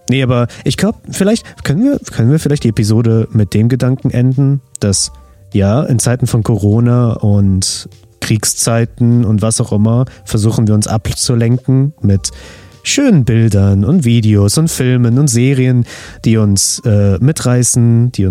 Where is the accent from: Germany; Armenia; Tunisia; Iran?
Armenia; Also ich als Armenier natürlich, ne?